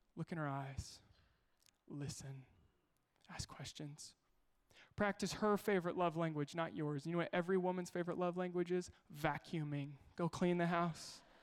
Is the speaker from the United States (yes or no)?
yes; Kansas, United States; I'm from Kansas